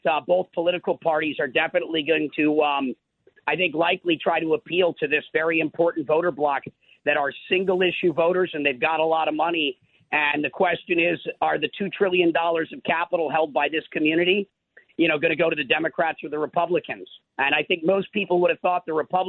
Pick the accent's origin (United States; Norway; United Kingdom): United States; Minnesota; I'm from Minnesota, so I did spend a lot of my life on farms as a kid.